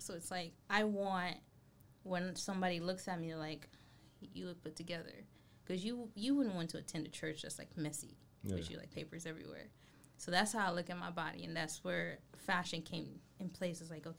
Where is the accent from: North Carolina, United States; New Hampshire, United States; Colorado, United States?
North Carolina, United States; because when we came from North Carolina, when you come from a city, and not just that, a more diverse place